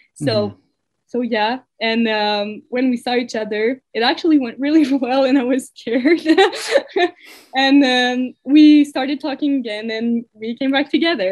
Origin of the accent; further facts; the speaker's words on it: Waterloo, Quebec, Canada; moved away as an adult; also born or lived in Saguenay; now in Sherbrooke, Canada; I'm from Waterloo, but I've uh, I've studied in Saguenay